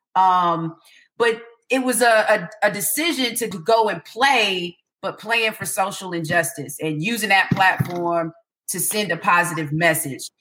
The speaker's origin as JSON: {"language": "English", "town": "Atlanta", "region": "Georgia", "country": "United States", "tie": "born or raised there", "said": "growing up in Atlanta"}